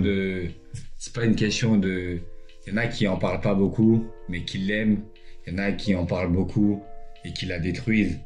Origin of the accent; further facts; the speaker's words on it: Sarcelles, Île-de-France, France; also born or lived in Colombes / Montreuil / Vauréal; Je suis un sarcellois de cœur, même si je suis pas né